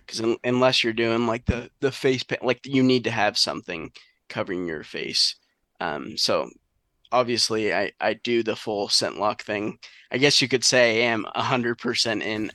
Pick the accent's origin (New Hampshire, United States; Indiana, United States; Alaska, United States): New Hampshire, United States; southern; growing up in southern New Hampshire